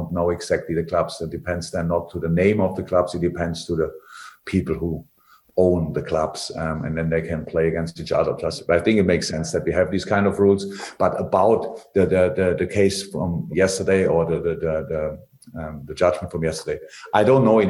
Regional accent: Germany; moved away; I come from Germany. I'm educated in a completely different system

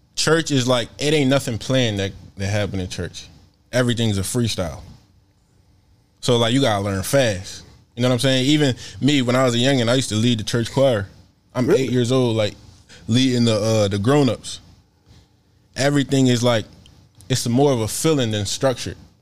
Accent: Philadelphia, Pennsylvania, United States; I'm from Philly

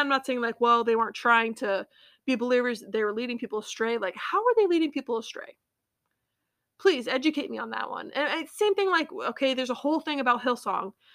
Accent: United States; accent: American English; I'm an American and I speak American English

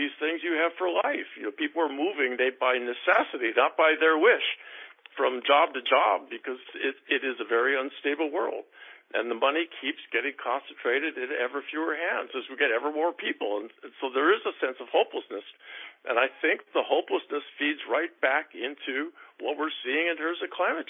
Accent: Seattle, Washington, United States; born or raised there

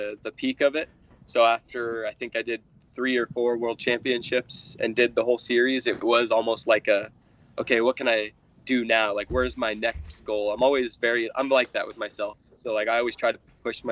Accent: Lancaster, California, United States; now in Lake Havasu City, United States; I grew up in Lancaster, California

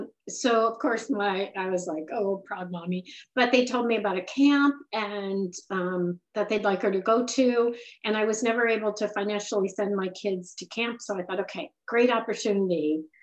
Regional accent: San Diego, California, United States; now in Boston, United States; Right, San Diego.

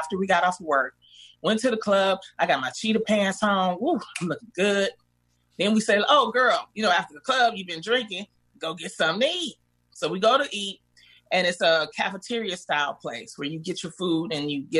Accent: Detroit, Michigan, United States; I grew up in the Brewster Projects

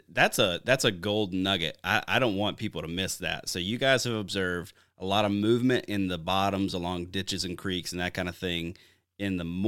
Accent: Wisconsin, United States; I'll take my home state of Wisconsin, for instance.

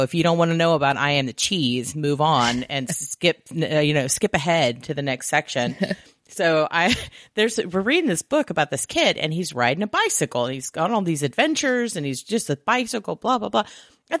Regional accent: the South, United States; Yeah, I grew up in the South, and so I knew people were awful

